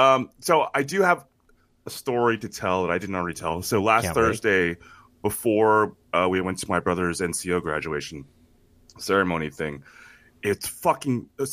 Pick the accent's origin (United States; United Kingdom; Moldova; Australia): United States; because I'm an American, goddammit.